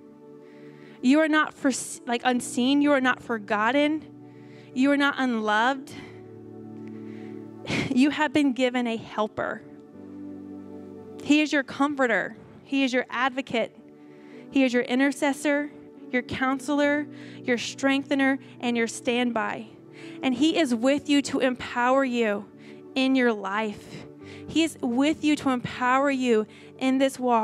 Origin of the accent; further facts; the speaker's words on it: Houston, Texas, United States; moved away; Where I'm from, I'm Houston area in Texas